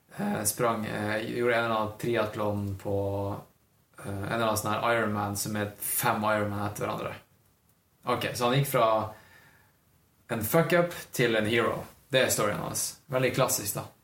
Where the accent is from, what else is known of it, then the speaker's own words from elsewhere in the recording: Northern Norway, Norway; now in Oslo, Norway; Jeg føler meg som nordlending